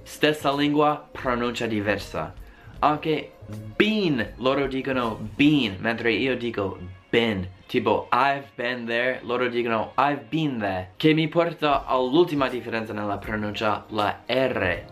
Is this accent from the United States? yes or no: yes; United States; Italian is a second language; io sono americano